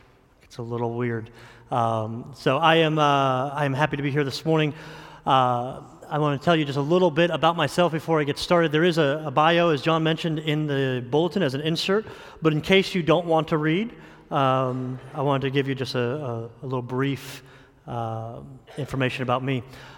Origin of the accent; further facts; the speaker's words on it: New York, United States; also born or lived in New Jersey / Indiana / Florida; I'm originally from New York, lived in New York and New Jersey. I've lived a little bit in Indiana and probably the majority of time in Florida